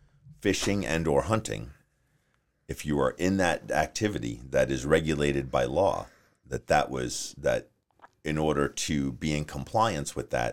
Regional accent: New Jersey, United States; now in Arizona, United States; I'm from New Jersey.

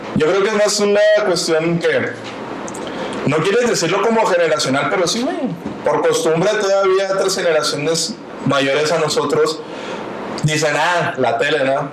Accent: Nuevo León, Mexico; yo soy de Nuevo León, pero no soy de Monterrey

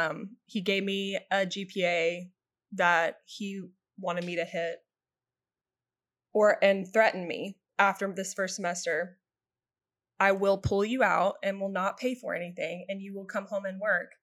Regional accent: Brentwood, Tennessee, United States; growing up in Brentwood

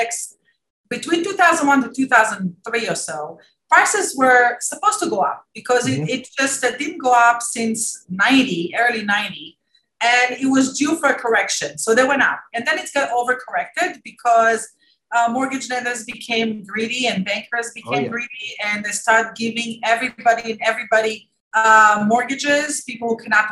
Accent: Israel; moved away as an adult; also born or lived in Maryland, United States; now in United States; I came from Israel 22 years ago

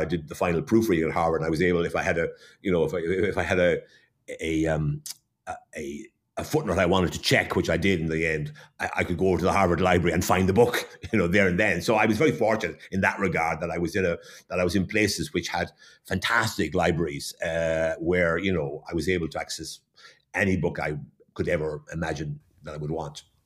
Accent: Waterford, Munster, Ireland; moved away; I was born and brought up in Waterford, so I understand the Waterford background.

